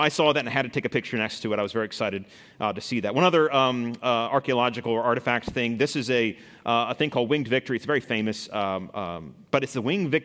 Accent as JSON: {"language": "English", "country": "United States"}